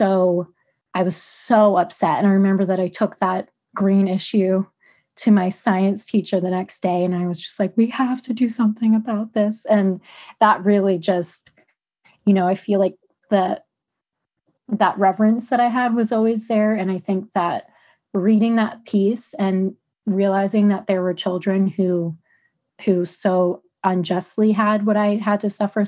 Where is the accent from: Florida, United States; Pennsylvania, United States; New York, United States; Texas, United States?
Pennsylvania, United States; Philadelphia; I grew up in Philadelphia, which is very much a concrete jungle